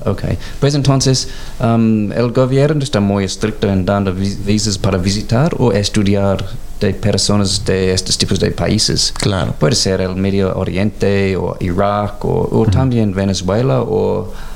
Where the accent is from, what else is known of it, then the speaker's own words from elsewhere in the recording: Canberra, Australian Capital Territory, Australia; also born or lived in Mexico; Soy de Canberra